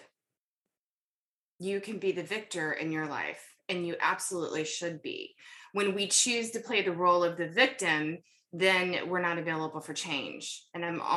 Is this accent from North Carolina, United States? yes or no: yes; North Carolina, United States; also born or lived in Kentucky; We moved to North Carolina when I was about 10 from Kentucky, where I was born.